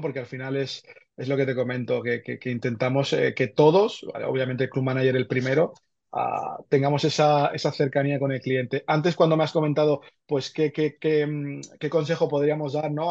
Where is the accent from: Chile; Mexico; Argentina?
Argentina; now in Barcelona, Spain; Yo nací en Argentina, llevo aquí muchos años ya.